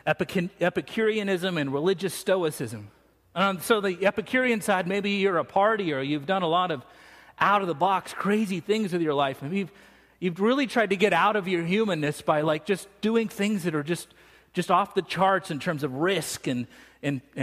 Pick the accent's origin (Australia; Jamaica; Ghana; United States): United States; I'm from America.